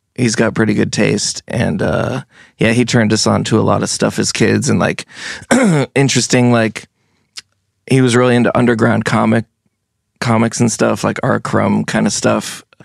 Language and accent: English; Brattleboro, Vermont, United States; also born or lived in New Jersey; I was born in Brattleboro, and then we moved to New Jersey, where my parents are from, for about seven years. So that's, like, really, like, my childhood, childhood. And then when I, we came back to Brattleboro